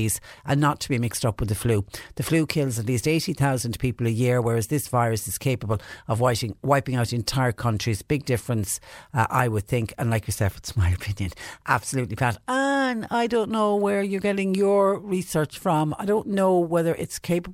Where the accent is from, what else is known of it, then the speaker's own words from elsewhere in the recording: Clonmel, Munster, Ireland; also born or lived in Clonakilty; now in Mallow, Ireland; I was born raised in Clonmel, a town that always seemed to flood